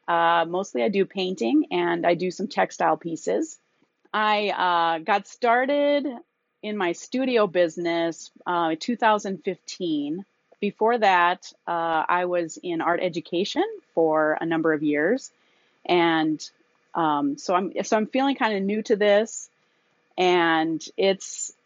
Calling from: South Dakota, United States; I'm calling from South Dakota in the United States.

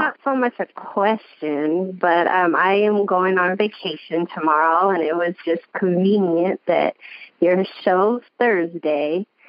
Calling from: Aurora, Colorado, United States; I'm calling from Aurora, Colorado.

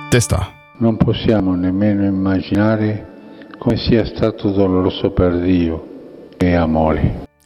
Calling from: Niederthalheim, Upper Austria, Austria; Hallo, ich bin aus Niedertalheim.

